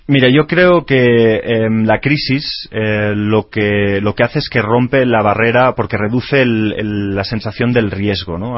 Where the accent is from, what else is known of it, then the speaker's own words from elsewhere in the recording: Spain; now in Mexico; nosotros que venimos de España